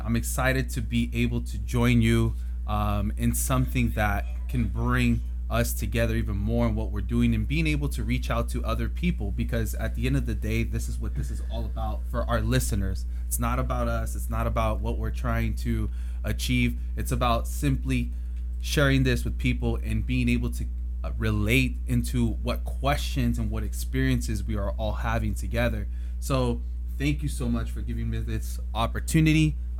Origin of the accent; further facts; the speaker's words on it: Arvin, California, United States; also born or lived in Camarillo, California; now in Bakersfield, United States; my home is here right now. From Camarillo, grew up in a little town called Arvin here in Kern County. And it's just a small town, man. And I have some big roots there